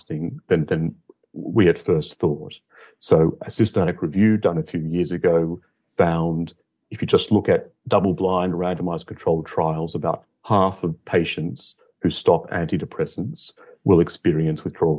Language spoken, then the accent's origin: English; Australia; moved away as an adult; now in London, United Kingdom; I'm originally from Australia, where I finished my medical degree, and I've worked in London.